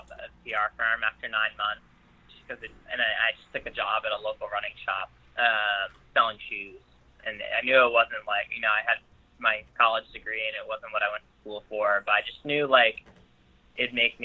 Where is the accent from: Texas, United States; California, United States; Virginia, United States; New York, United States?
New York, United States; Albany; my hometown course in Albany, New York